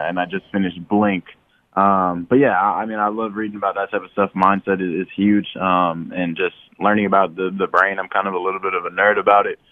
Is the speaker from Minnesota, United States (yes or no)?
yes; Marshall, Minnesota, United States; moved away; also born or lived in Fargo, North Dakota; growing up in Marshall